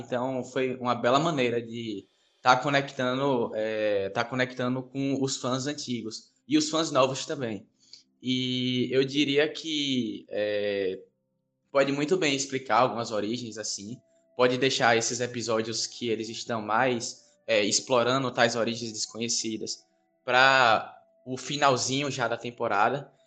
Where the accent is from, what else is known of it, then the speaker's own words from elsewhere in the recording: Bahia, Brazil; eu sou baiano